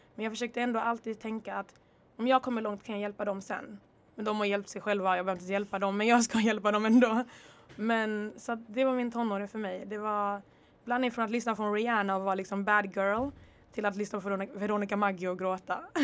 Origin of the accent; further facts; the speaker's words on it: Örebro, Örebro County, Sweden; also born or lived in Congo / Rwanda / Dalby / Netherlands; now in Lund, Sweden; jag repar faktiskt Örebro också, 019, jag svär. Det är faktiskt där jag växte upp, det är där min barndom är